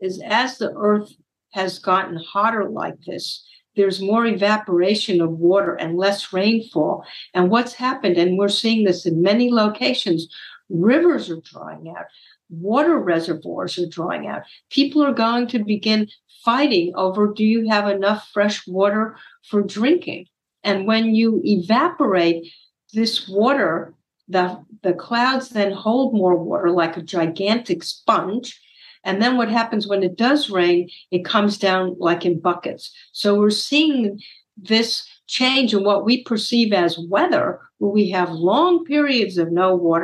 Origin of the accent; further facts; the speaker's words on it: Miami, Florida, United States; moved away; I grew up in Miami, Florida